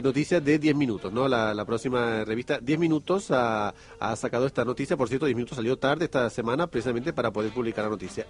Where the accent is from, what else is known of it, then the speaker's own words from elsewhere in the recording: Argentina; moved away; en mi país